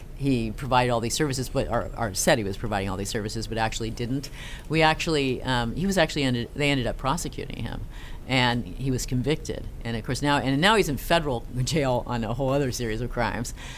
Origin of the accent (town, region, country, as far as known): Castro Valley, California, United States; born or raised there; also born or lived in Norway